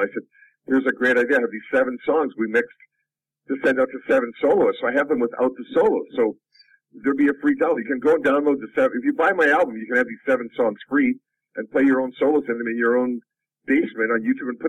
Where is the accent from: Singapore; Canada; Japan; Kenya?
Canada; my 30 years of, you know, being a Canadian rocker